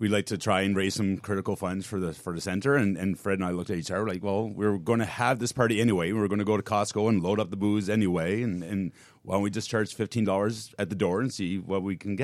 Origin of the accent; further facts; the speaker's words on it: East Coast Canada, Atlantic Canada, Canada; now in Los Angeles, United States; I'm from East Coast Canada